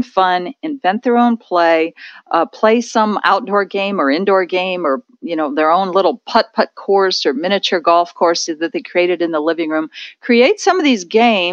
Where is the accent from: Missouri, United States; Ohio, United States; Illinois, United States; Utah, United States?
Ohio, United States; near Lake Erie; in Ohio, where I grew up near Lake Erie